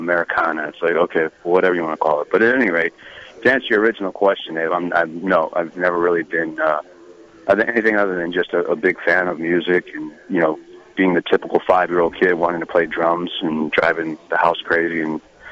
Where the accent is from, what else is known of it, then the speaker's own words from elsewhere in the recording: San Francisco, California, United States; moved away as an adult; also born or lived in Los Angeles; now in Nashville, United States; I was born in San Francisco, actually, and lived there until I was 17.